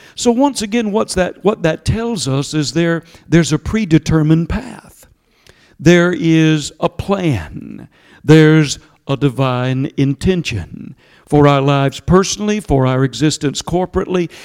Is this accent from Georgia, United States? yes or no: yes; Georgia, United States; accent: southern; my southern accent from Georgia